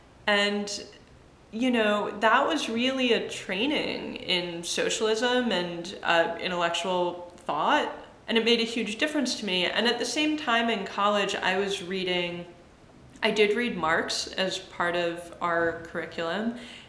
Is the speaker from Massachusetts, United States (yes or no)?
yes; Massachusetts, United States; also born or lived in Michigan; I was born in Michigan. I moved around. I largely grew up in the suburbs of Massachusetts.